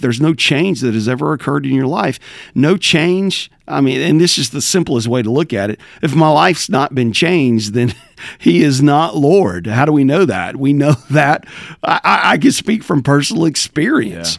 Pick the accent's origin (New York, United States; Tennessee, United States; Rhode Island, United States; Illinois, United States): Tennessee, United States; Southwest Rural; moved away; Born and raised in Tennessee, uh, Southwest Rural Tennessee